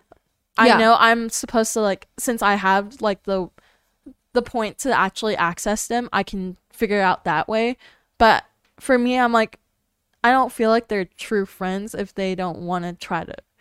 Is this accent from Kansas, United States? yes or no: no; California, United States; I came from California, everybody's basically two-faced